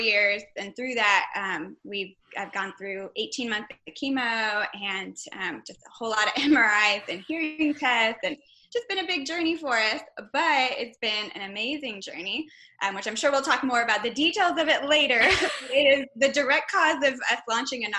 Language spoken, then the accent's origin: English; Texas, United States; I'm originally from Texas